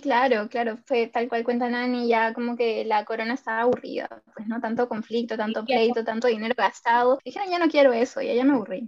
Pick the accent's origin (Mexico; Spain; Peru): Peru; Lima; soy de Lima, Perú, tengo 28 años.